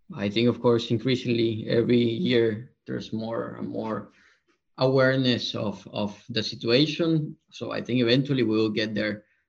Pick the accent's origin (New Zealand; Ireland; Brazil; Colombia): Colombia; moved away as an adult; also born or lived in London; we are originally from Colombia